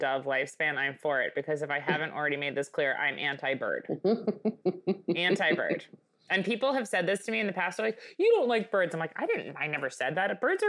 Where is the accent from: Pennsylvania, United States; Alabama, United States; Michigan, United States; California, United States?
Michigan, United States; now in Hyannis Port, United States; I grew up in Michigan. Now here I am in fucking Hyannisport.